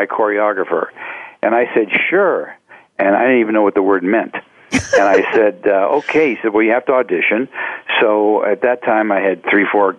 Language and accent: English; Cleveland, Ohio, United States; I was raised in Cleveland, Ohio